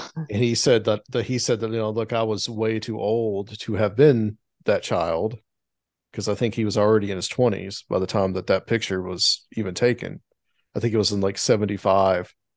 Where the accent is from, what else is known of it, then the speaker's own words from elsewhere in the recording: the South, United States; growing up in the South, I mean, I was always exposed to the Civil War, especially in the town that I grew up in, because it was a Civil War battle site.